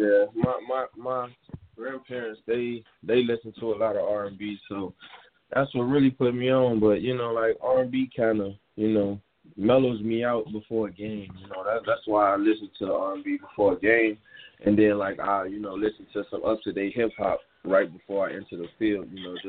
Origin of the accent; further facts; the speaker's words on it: Chicago, Illinois, United States; It's growing up in Chicago, it's not really much opportunities. It's a rough environment, but, you know, it taught me a lot of things in life.